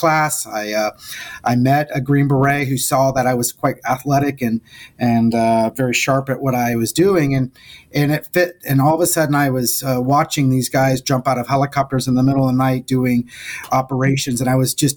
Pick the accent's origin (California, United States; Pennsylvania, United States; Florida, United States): Florida, United States; South; I was from South Florida